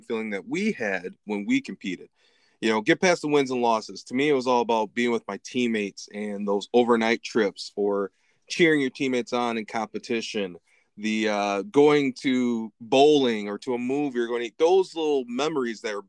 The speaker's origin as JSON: {"language": "English", "town": "Lansing", "region": "Michigan", "country": "United States", "tie": "born or raised there", "said": "I grew up in Lansing"}